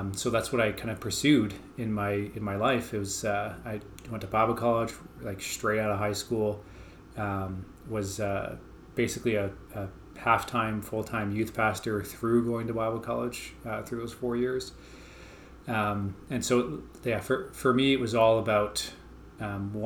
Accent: Calgary, Alberta, Canada; I grew up here in Calgary, Alberta.

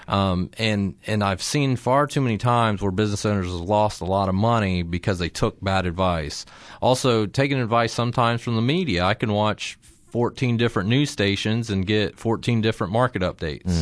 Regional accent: Circleville, Ohio, United States; I'm from Circleville, or at least went to high school down there and graduated

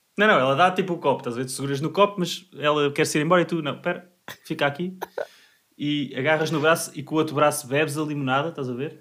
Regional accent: Portugal; como bom português que sou

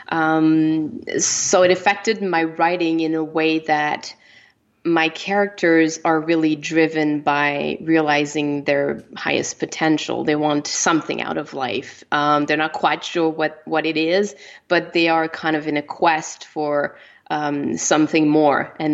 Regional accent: Canada; first language French; English is a second language; I'm French. You know, my my first language is French. I'm from Canada

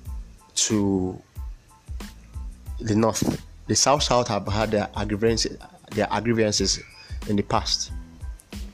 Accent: Nigeria; our people to thrive and enjoy the commonwealth of being a Nigerian

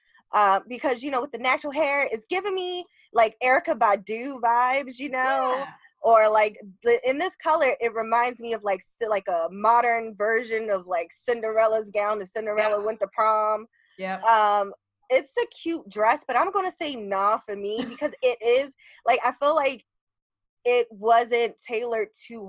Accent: Baltimore, Maryland, United States; I'm from Baltimore

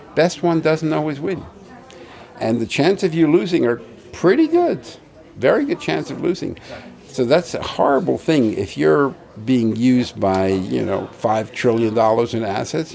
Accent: New York City, New York, United States; I come from Brooklyn

